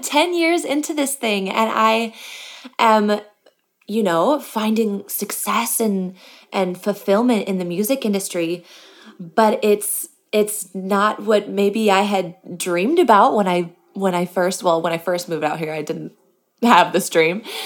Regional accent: Michigan, United States; I grew up in Michigan

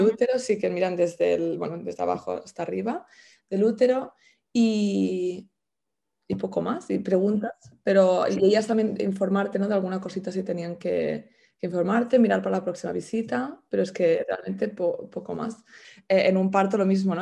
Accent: El Masnou, Catalonia, Spain; moved away as an adult; now in London, United Kingdom; soy de Masnou, de un pueblo del Maresma, de cerca de Barcelona, pero llevo viviendo en Londres, creo que son 12 años ya.

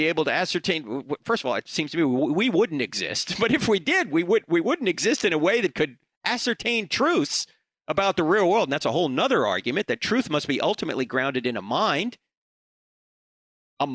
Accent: Charlotte, North Carolina, United States; I'm going to be in Charlotte, North Carolina, which is my hometown

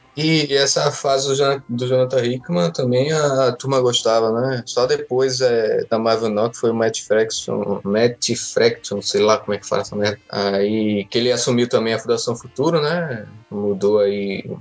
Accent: Northeast Region, Brazil; accent: nordestino; o meu sotaque nordestino

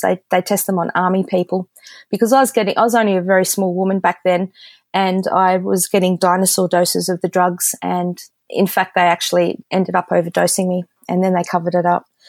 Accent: Australia; being the Aussie that I am

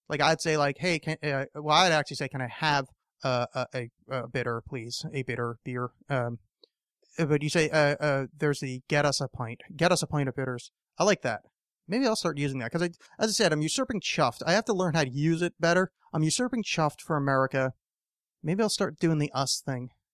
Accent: East Coast, United States; when I was a little kid growing up in the East Coast

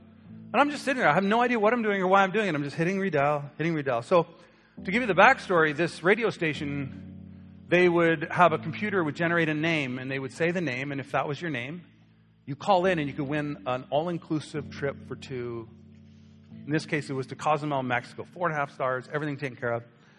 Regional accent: Canada; but we're Canadian, Pastor. We don't do those things. We don't express it. We have British roots.

